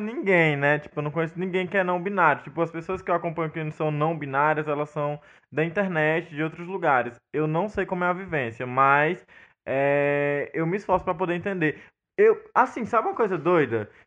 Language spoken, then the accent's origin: Portuguese; Northeast Brazil, Brazil; also born or lived in Brasília